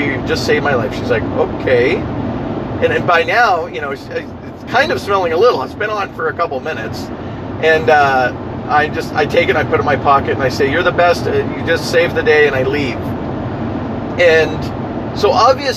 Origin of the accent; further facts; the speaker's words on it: Ontario, Canada; also born or lived in London, Ontario; now in River Hebert, Nova Scotia, Canada; we're from Ontario